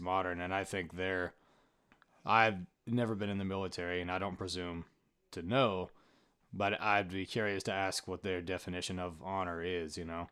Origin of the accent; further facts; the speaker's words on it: Tennessee, United States; we're both born and raised in Tennessee.